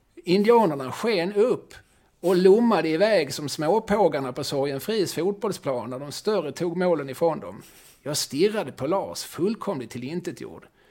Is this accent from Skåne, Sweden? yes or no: yes; Eslöv, Skåne, Sweden; moved away as an adult; also born or lived in Lund; now in Malmö, Sweden; när jag växte upp i Eslöv